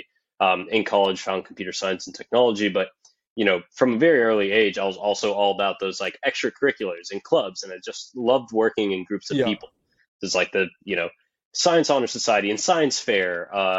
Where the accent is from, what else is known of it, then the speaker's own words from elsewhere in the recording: Miami, Florida, United States; also born or lived in San Francisco; born and raised in Miami, Florida